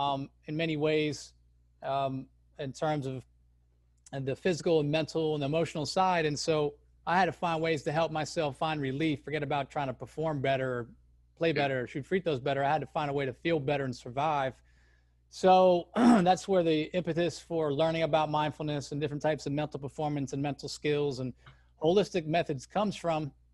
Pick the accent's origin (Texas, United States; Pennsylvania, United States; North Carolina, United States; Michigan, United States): North Carolina, United States; Chapel Hill; I grew up in Chapel Hill, North Carolina, which is a crazy hotbed for college basketball.